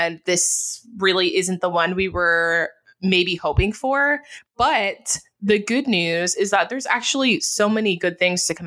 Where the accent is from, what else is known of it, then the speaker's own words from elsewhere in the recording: Jamaica; now in United States; being Jamaican